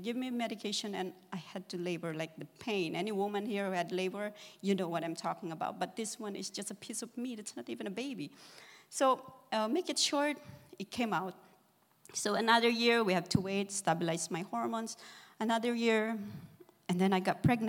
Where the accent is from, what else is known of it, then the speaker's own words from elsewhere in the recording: Philippines; moved away; I am from the Philippines. We came over here. My sister sponsored us.